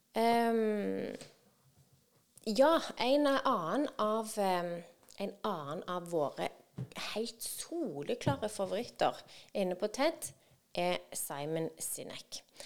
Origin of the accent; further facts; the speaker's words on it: Norway; oss som nordmenn